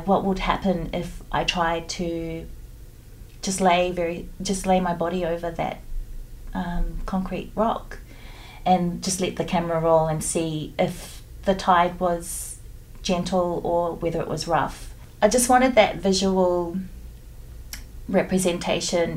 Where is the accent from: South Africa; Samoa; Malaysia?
Samoa; I'm a Pacific Islander and I grew up in Samoa on a beach